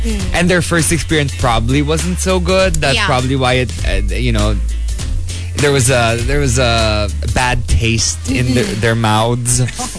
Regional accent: Philippines; as Filipinos

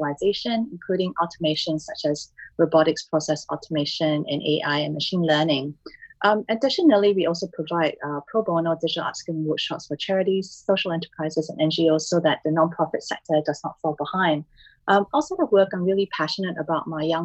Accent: Singapore; moved away; also born or lived in Melbourne, Australia; I'm a Singaporean who has lived in Melbourne, Australia for 18 years, and I've been back in Singapore for the last 8.5 years.

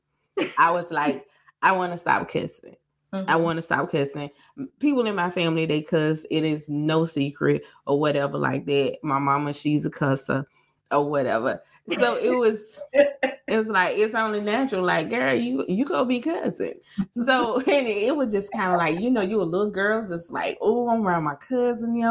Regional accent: Greenwood, South Carolina, United States; accent: Greenwood; now in Nashville, United States; I am from Greenwood, South Carolina. We are very, very country. So guess what? I have my professional voice. I have my semi-professional voice. And then I got all the way Greenwood

